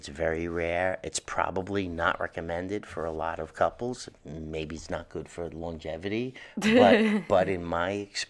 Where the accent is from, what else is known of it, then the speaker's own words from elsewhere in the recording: New York City, New York, United States; Growing up in Hell's Kitchen, we lived above the bakery, Poseidon Bakery.